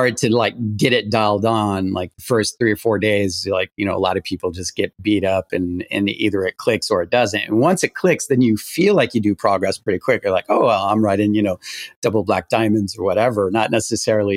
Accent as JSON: {"language": "English", "region": "Quebec", "country": "Canada", "moved": "yes", "said": "I'm originally from Quebec, Canada"}